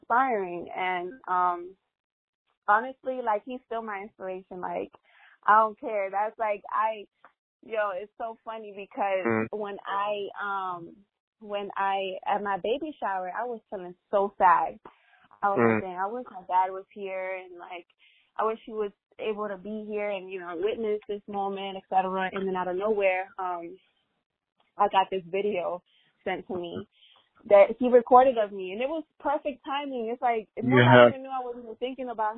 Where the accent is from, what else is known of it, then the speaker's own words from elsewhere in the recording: Honduras; first language Spanish; English is a second language; moved away; also born or lived in Miami, United States / Belize; I was born in Miami, but I was raised in Honduras most of my life in Belize